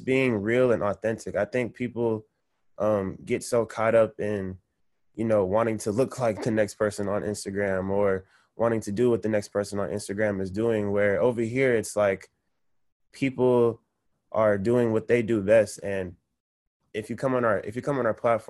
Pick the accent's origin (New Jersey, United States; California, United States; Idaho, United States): California, United States; Sacramento; moved away as an adult; now in Los Angeles, United States; I'm from Sacramento originally